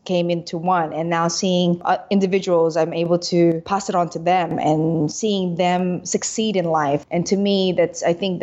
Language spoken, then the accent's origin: English; Sydney, New South Wales, Australia; moved away as an adult; now in Philippines; with my accent, I guess you can tell I grew up in Australia. So we left when I was 6 years old. We migrated to Sydney and I went to school there, finished college there, and then I came back to the Philippines.